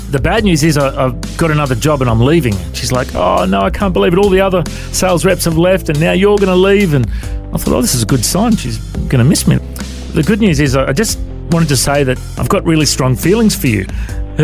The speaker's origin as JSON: {"language": "English", "town": "Coffs Harbour", "region": "New South Wales", "country": "Australia", "tie": "born or raised there", "also_born_or_lived": "Tamworth, New South Wales", "said": "And then Mum and Dad moved to Coffs Harbour when I was a young fella, and I eventually found them and moved in with them. And then growing up in Coffs Harbour"}